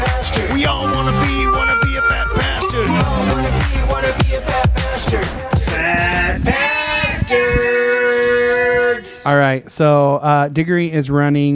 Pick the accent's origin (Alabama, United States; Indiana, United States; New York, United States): Indiana, United States; I'm from Indiana.